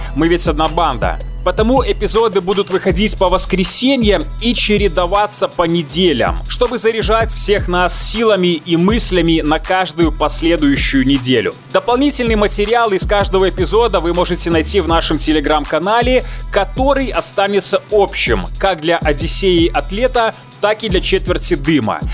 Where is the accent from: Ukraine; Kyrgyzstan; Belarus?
Belarus; я белорус, сценарист, атлет и стоик